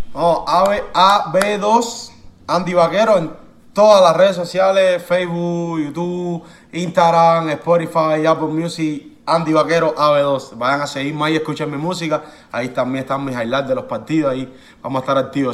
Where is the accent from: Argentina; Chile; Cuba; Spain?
Cuba; moved away; yo soy de Cuba